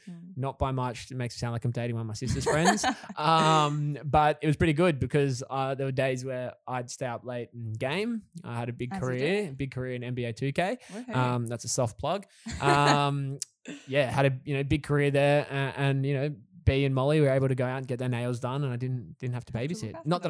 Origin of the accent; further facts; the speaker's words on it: Sydney, New South Wales, Australia; we are from Sydney.